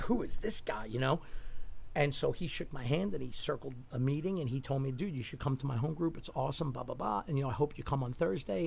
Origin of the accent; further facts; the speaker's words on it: New York City, New York, United States; when I grew up in Staten Island